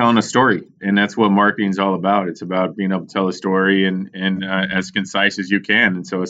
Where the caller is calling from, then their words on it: Pittsburgh, Pennsylvania, United States; Good old Pittsburgh, Pennsylvania.